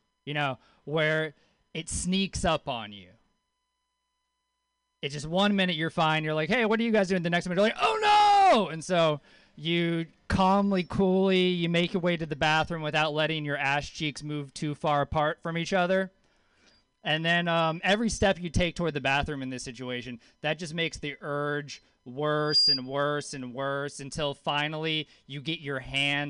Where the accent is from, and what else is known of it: Louisiana, United States; born or raised there; moved away